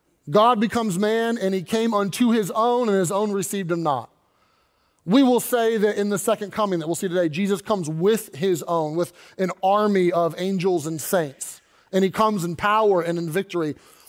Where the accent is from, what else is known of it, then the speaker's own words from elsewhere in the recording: Louisville, Kentucky, United States; But I grew up in Kentucky, Louisville, and Louisville is known for three things.